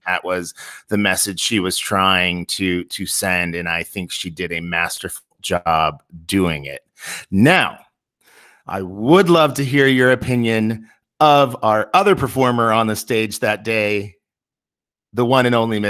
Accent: Seward, Nebraska, United States; Being a 90s kid, growing up in Seward, Nebraska, and doing a little line dancing myself

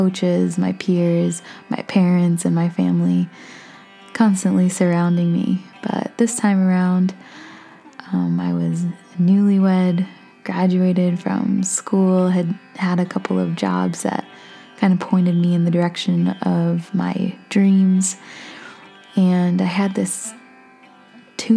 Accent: Hornell, New York, United States; moved away as an adult; also born or lived in Keystone, Colorado / Australia; I was living in my hometown in Hornell, New York with my parents

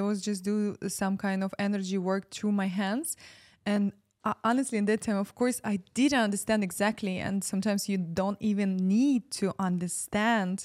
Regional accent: Ukraine; moved away as an adult; I'm from Ukraine

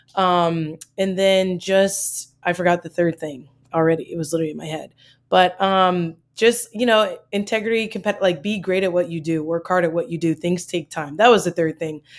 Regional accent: Maryland, United States; moved away as an adult; also born or lived in Michigan; I'm from Maryland

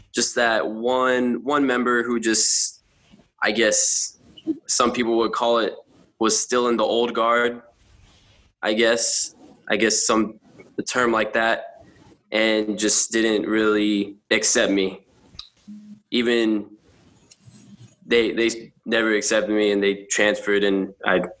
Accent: San Antonio, Texas, United States; now in Buffalo, United States; I am from Texas, San Antonio, Texas

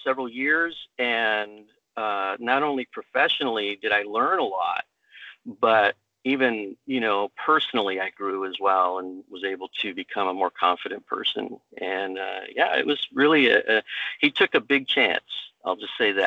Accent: United States; I was born here in the U.S.

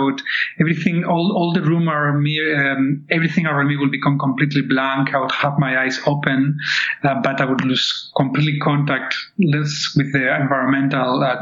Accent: Barcelona, Catalonia, Spain; moved away; I was born in Barcelona in 1968

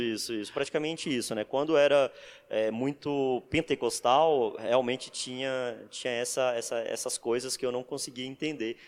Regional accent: Santa Rita de Cássia, Bahia, Brazil; Eu sou baiano, venho de uma cidadezinha chamada Santa Rita de Cássia, na Bahia.

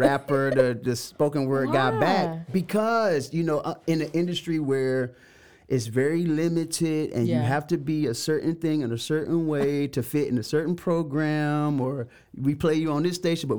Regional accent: Macon, Georgia, United States; We were in the middle of the hood in Macon, Georgia. Shout out my hometown, Macon, Georgia.

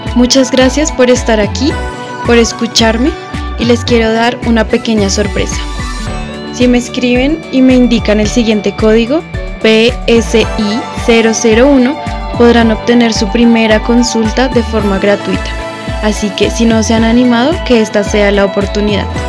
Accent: Colombia

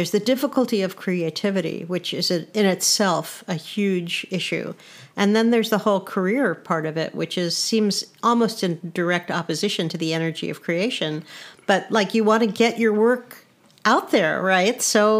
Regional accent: East Coast, United States; I'm an early person anyway. I grew up on the East Coast. It's like I never changed time zones in a certain way.

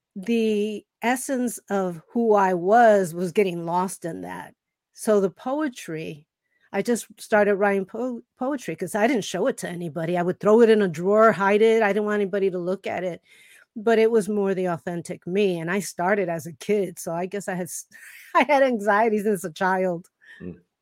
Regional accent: Chicago, Illinois, United States; I grew up in Chicago

